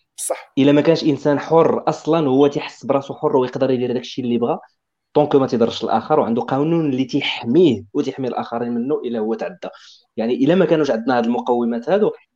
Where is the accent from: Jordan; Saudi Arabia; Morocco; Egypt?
Morocco; Beni Mellal, Béni Mellal-Khénifra; في الدرب ديالي انا فين كبرت كانت عندنا واحد الانسان اللي مثلي جنسيه ودرب محافظ زعما درب في بني ملال